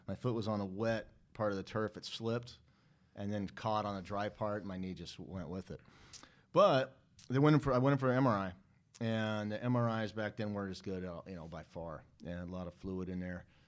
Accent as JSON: {"language": "English", "town": "Seattle", "region": "Washington", "country": "United States", "tie": "born or raised there", "said": "I grew up in North Seattle"}